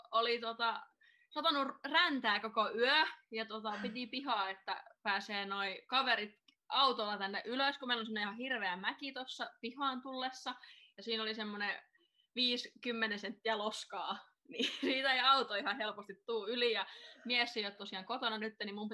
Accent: Espoo, Uusimaa, Finland; now in Rovaniemi, Finland; Mun perhe asuu Espoossa edelleen ja mä muutin Espoosta Turkuun ja Turusta sitten Leville.

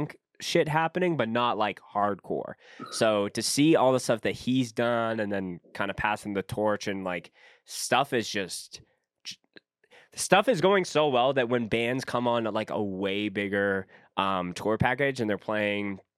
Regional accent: Winnipeg, Manitoba, Canada; moved away; when I grew up in Winnipeg

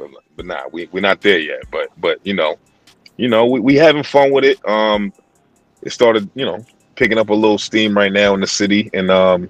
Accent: Boston, Massachusetts, United States; accent: East Coast; I'm from Boston. Yeah. Boston, born and raised.

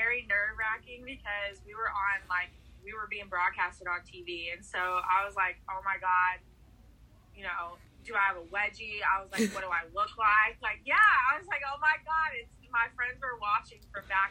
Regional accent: Brownsboro, Texas, United States; moved away as an adult; also born or lived in Dallas, Texas; now in Nashville, United States; I'm originally from a 2-stoplight town in Texas, in East Texas. It's called Brownsboro

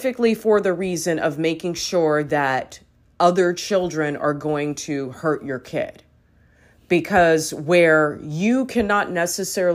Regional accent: Los Angeles, California, United States; as a young girl growing up in Los Angeles in the 90s

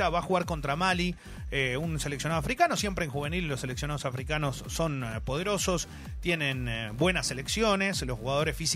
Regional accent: Corrientes, Argentina; Claro, pero yo soy un correntino, o sea, yo le agradezco

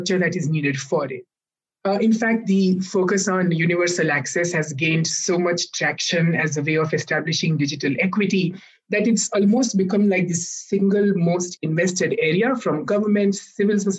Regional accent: India; both of us come from India

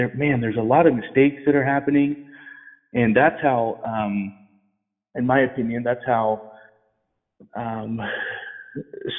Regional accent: Colfax, California, United States; also born or lived in Lincoln, California; I'm from this area. I grew up in Colfax, California. I lived in Lincoln, California until I was about 12, and then I finished out high school in Colfax.

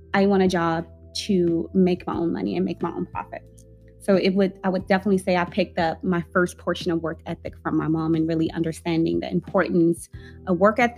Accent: Tyler, Texas, United States; now in Dallas, United States; I'm from Tyler, it's country

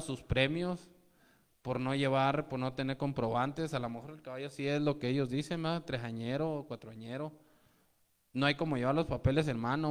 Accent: Mexico; traemos una tradición como mexicanos

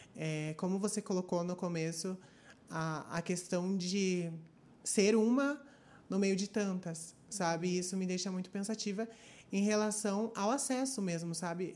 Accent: Curitiba, Paraná, Brazil; Eu sou aqui de Curitiba e tenho 23 anos

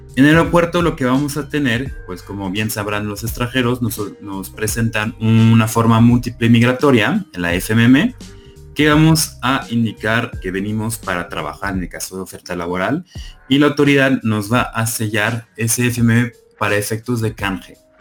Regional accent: France; Spanish is a second language; moved away as an adult; also born or lived in Buenos Aires, Argentina; now in Mexico; soy nacional francesa

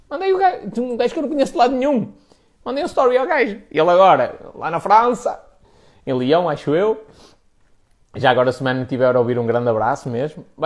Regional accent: Spain; Portuguese is a second language; olha, sou espanhol e eu quero-te fazer, quero perguntar aqui algumas coisas de cariz profissional

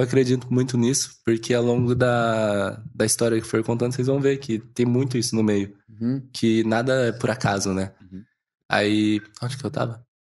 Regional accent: São José do Rio Preto, São Paulo, Brazil; moved away; eu venho de um mercado de bairro, digamos assim, mas é mercado municipal lá de Rio Preto. A gente tem uma loja lá

